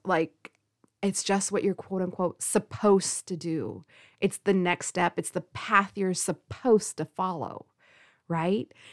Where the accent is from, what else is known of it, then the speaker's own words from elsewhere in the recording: California, United States; also born or lived in Forest Grove, Oregon; I live on the West Coast. In particular, you know, I'm from California.